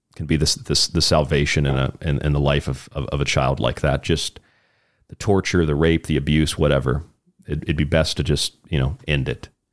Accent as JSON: {"language": "English", "region": "Florida", "country": "United States", "moved": "yes", "said": "in my home state of Florida. This is where I was living at the time"}